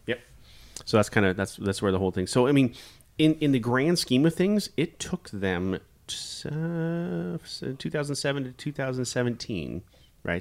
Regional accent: Kansas, United States; I'm from Kansas

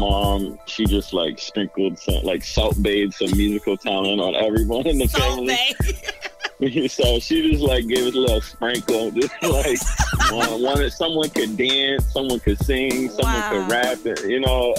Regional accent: Boston, Massachusetts, United States; I grew up in Roxbury and Dorchester. So I basically, like, came up completely in the Dorchester Y.

